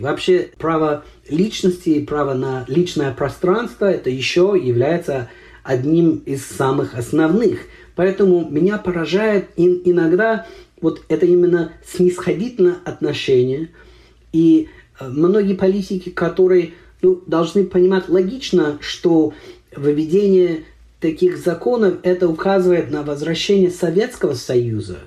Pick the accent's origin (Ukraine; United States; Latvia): United States